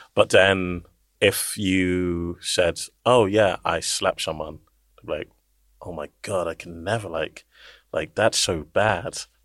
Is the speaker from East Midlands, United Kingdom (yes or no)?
no; London, United Kingdom; I grew up in East London, born here